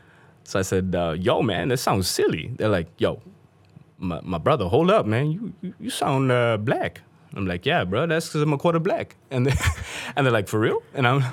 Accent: Pakistan; I'm like, because I'm from Pakistan. And she's like, no, you're not. And I'm like, no, yes, I am. She's like, no, you're not. And I'm like, I think I would know where I'm from.

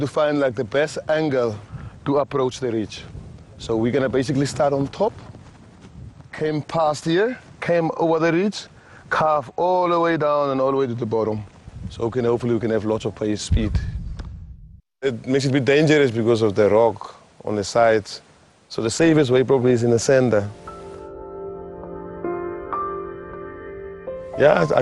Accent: Damaraland, Kunene, Namibia; now in Swakopmund, Namibia; I come from Damara land, from a place called Chorob, behind Fransfontein. And I was born there, I grew up there, and went to school in Korihas

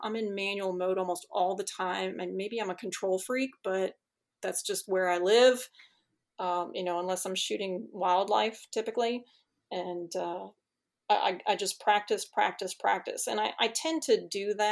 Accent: Chicago, Illinois, United States; moved away; I grew up in Chicago

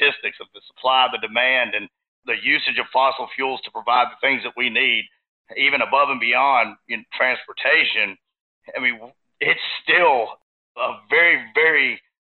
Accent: Texas, United States; I'm from Texas. And when you grow up in Texas

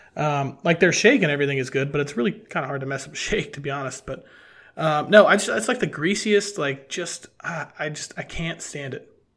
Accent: Cincinnati, Ohio, United States; growing up in Cincinnati

